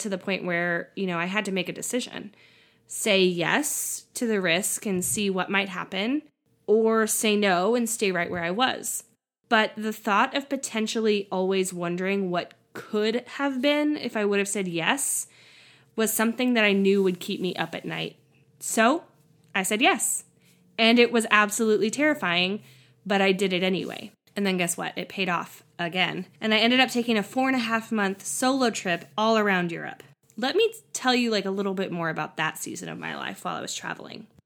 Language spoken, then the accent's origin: English; California, United States; moved away as an adult; also born or lived in Tennessee; my home state of California